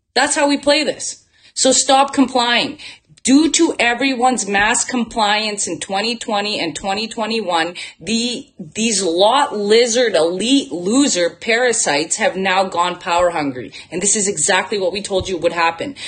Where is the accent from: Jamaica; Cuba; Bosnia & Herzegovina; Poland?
Bosnia & Herzegovina; now in Canada; And I'm from Bosnia. So I was born in former Yugoslavia.